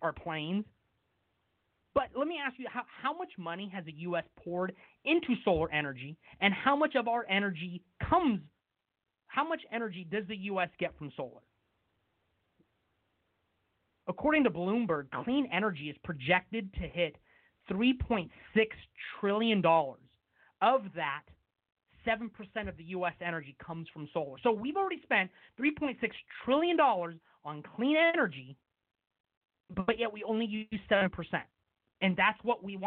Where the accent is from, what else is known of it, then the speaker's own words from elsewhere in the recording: West Sacramento, California, United States; here in my hometown of West Sacramento